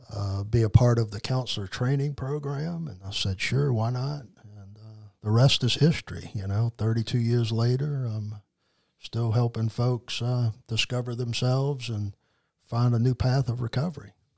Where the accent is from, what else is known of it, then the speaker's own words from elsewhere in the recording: New Orleans, Louisiana, United States; moved away as an adult; now in Mississippi, United States; I was born in raised in New Orleans, Louisiana, in that area